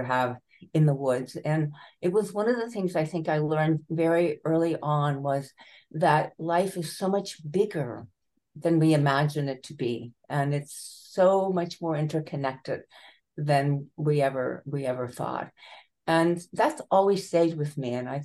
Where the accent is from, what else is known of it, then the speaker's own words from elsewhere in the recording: United States; moved away as an adult; also born or lived in Baltimore, Maryland; now in Buffalo, United States; we moved when I was very young to this farmhouse outside of Washington, D.C.